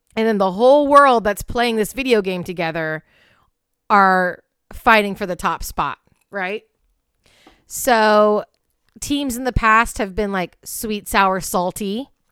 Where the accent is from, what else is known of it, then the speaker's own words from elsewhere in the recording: Pacific Northwest, United States; in my home state, the Pacific Northwest